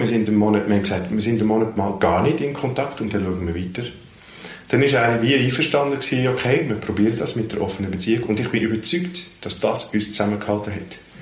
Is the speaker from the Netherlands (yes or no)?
yes; Netherlands; first language Dutch; German is a second language; now in Switzerland; in meiner Muttersprache Holländisch